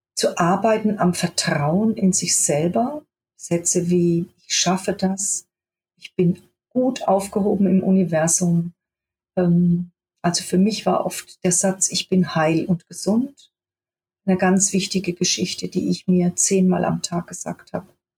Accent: Germany; also born or lived in Göttingen; ich bin eigentlich geboren in Göttingen und bin aber mit vier Jahren in ein kleines Dorf im Spessart, äh, gezogen mit meinen Eltern und meinem Bruder

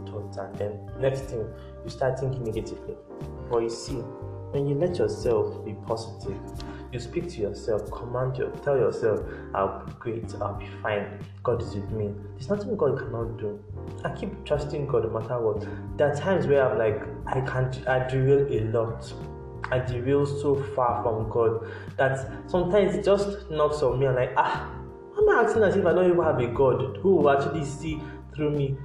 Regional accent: Nigeria; as Nigerian

